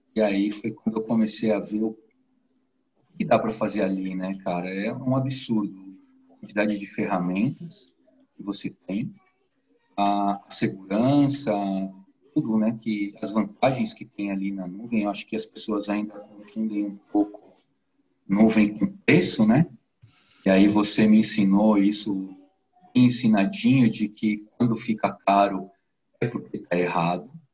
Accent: São Paulo, Brazil; also born or lived in Cotia; eu sou de São Paulo, onde eu moro no município da Grande São Paulo chamado Cotia

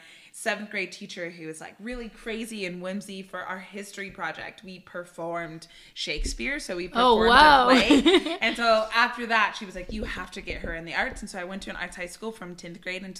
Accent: Bay Area, California, United States; moved away as an adult; now in Southern California, United States; I'm from the Bay Area. So I was born and raised there and moved to Southern California for school and just kind of stayed and loved it

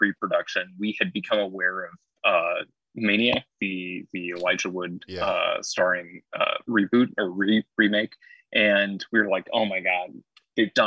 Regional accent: Rock Falls / Sterling area, Illinois, United States; moved away as an adult; also born or lived in Florida; I came back to my hometown, and I was visiting family and stuff

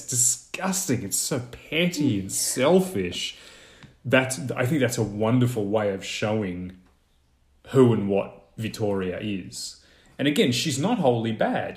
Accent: Australia; in Australia, I really don't think we have any e-, equivalent for English speakers of dialects

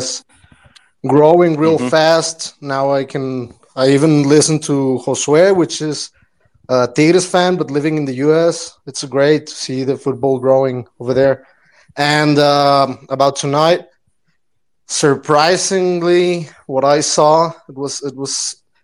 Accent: Monterrey, Nuevo León, Mexico; now in Mexico City, Mexico; I'm living actually in Mexico City, but I'm from Monterrey

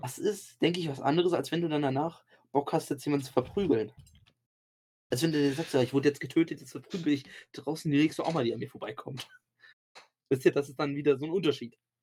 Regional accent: Germany; bei uns in Deutschland

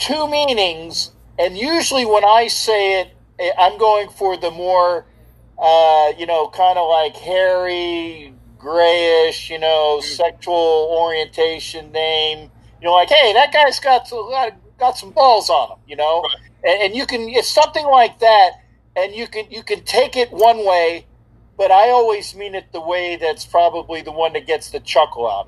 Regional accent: Orlando, Florida, United States; I actually went to boot camp in my hometown.

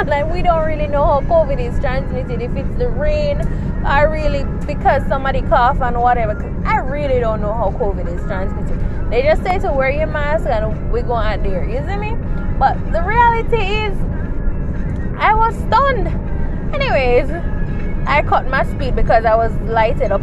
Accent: Jamaica; we're Jamaicans. I'm a Jamaican

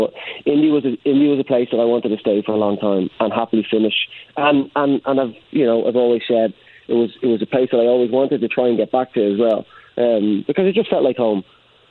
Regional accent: Ireland; now in Indianapolis, United States; When I came over from Ireland, jumping off the plane into Indianapolis, I genuinely didn't know what to expect.

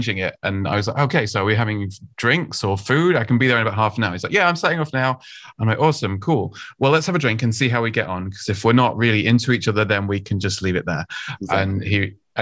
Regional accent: United Kingdom; I'm from the UK, as you can probably tell from my fantastic accent.

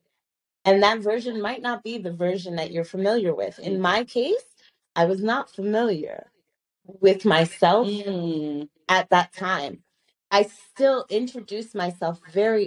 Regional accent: New York, United States; moved away as an adult; I was in New York. I grew up in New York

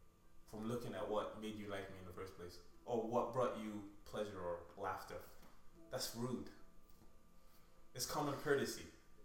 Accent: Nigeria; moved away; also born or lived in Canada; I grew up in Nigeria, right? And the plan was always to move to the US.

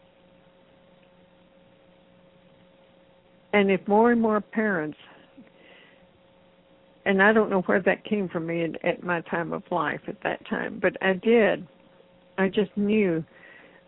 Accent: Texas, United States; moved away as an adult; also born or lived in Houston; I was born in Texas, grew up

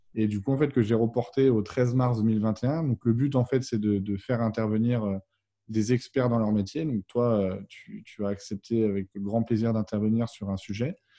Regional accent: Vannes, Brittany, France; je suis originaire de la ville de Vannes en Bretagne

